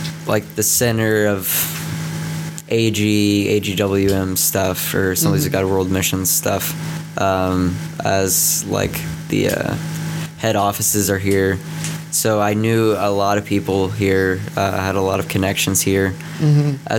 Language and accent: English; Dallas, Texas, United States; now in Missouri, United States; I'm originally from Texas, North Dallas.